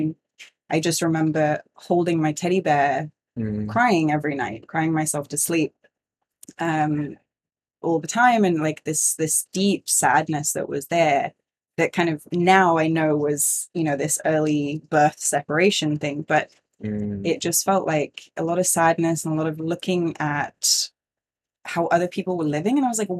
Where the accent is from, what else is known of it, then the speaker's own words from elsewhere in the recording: Singapore; I grew up in Singapore. We moved there in 1992 and it was like super expat life, you know, lots of privilege.